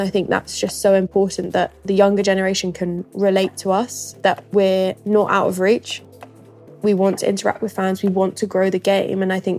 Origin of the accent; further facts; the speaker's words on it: West Sussex, South East England, United Kingdom; I grew up in West Sussex, a little village called Feltham, right by the sea, which I would definitely say is my happy place and I love going back to as much as I can.